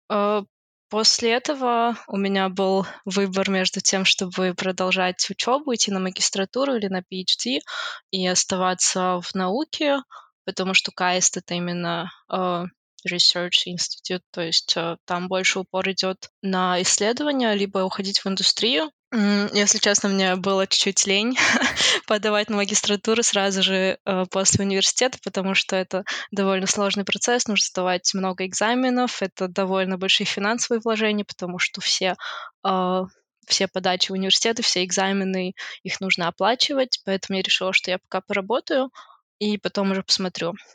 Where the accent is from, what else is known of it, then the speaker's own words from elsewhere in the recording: Almaty, Kazakhstan; now in Luxembourg; Я сама из Алматы, из Казахстана. Я закончила РФМШ, это Республиканская физико-математическая школа в Алмате.